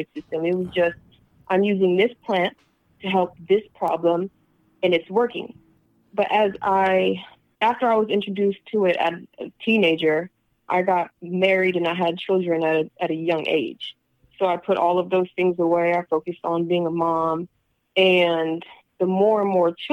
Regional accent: Long Beach, California, United States; I was brought up in Long Beach

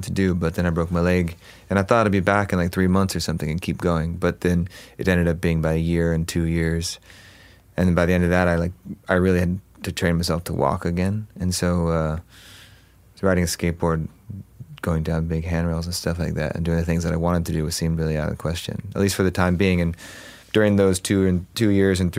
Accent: Huntington Beach, California, United States; also born or lived in Los Angeles; I grew up in Orange County, so Huntington Beach and in that area

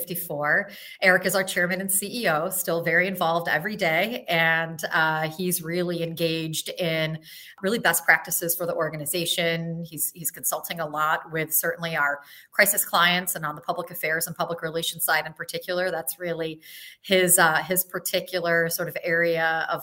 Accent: Syracuse, New York, United States; I grew up in Syracuse, and the reason that I stayed is to be near my family

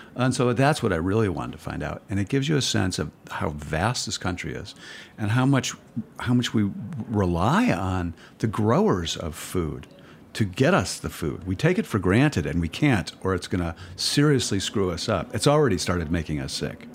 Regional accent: Cleveland, Ohio, United States; I started writing about chefs back in Cleveland, where, my hometown

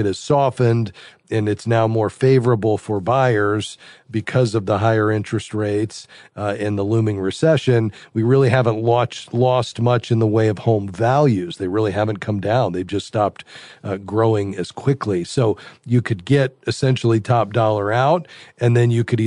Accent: Fort Lauderdale, Florida, United States; Fort Lauderdale, my hometown

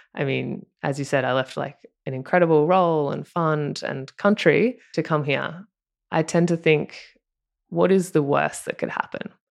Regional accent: Australia; accent: Australian; moved away as an adult; now in Marina del Rey, United States; if you can tell by my accent, I'm Australian

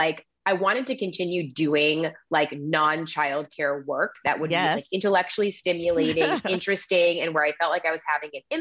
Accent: Massachusetts, United States; moved away as an adult; now in Sonoma County, California, United States; I grew up in Massachusetts

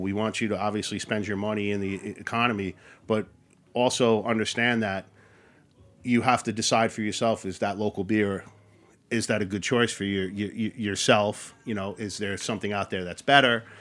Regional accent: Long Island, Queens, New York, United States; moved away as an adult; also born or lived in Athens, New York; I'm born and raised in Long Island and I grew up in Queens

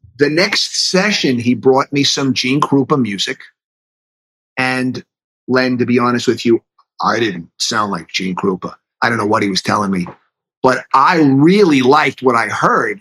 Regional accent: New York City, New York, United States; accent: New York; moved away as an adult; also born or lived in Danbury, Connecticut; I was born in Manhattan and then raised in the city in Queens

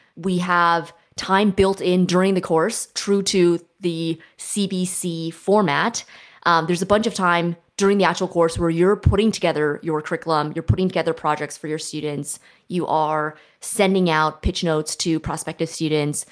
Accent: Silicon Valley, California, United States; I grew up in Silicon Valley

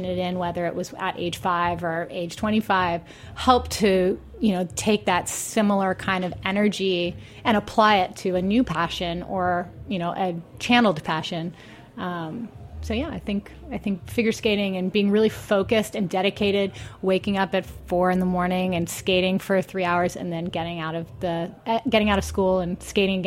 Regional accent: Long Beach, California, United States; also born or lived in Boston / Atlanta; I grew up in Long Beach, which is probably 35, 40 miles away from Los Angeles

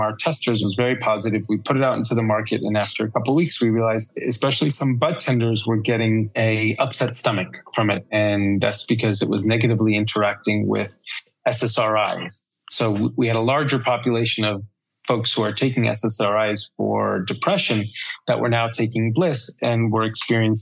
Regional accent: New York, United States; I'm a New Yorker

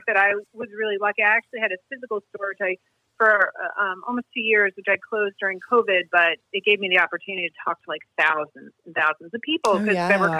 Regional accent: Marblehead, Massachusetts, United States; born or raised there

